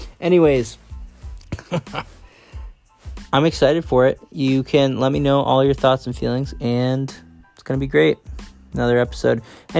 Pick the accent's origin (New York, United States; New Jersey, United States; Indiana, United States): New York, United States; Syracuse; now in West Coast, United States; so I'm originally from Syracuse, New York, for anyone who doesn't know. And I'm now living out on the West Coast